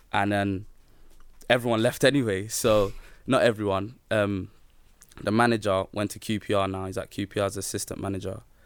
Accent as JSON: {"language": "English", "region": "London", "country": "United Kingdom", "tie": "born or raised there", "said": "Peckham, so I, I grew up in Peckham"}